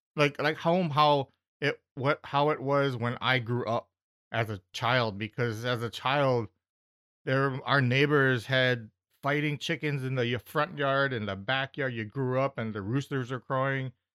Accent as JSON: {"language": "English", "country": "United States", "said": "for me as an American going to the Philippines"}